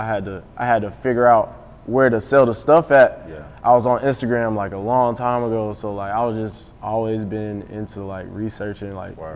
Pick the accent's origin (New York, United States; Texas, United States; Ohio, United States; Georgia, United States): Georgia, United States; Atlanta; growing up in Atlanta